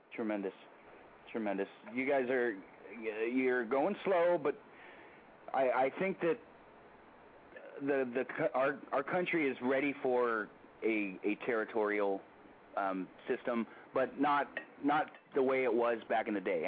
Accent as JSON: {"language": "English", "town": "Daly City", "region": "California", "country": "United States", "tie": "born or raised there", "said": "I was born and raised in Daly City"}